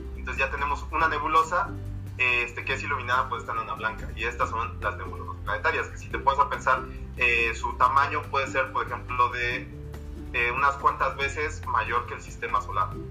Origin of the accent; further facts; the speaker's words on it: Mexico; now in Mexico City, Mexico; la ciudad donde yo nací está aquí a 80 kilómetros de la Ciudad de México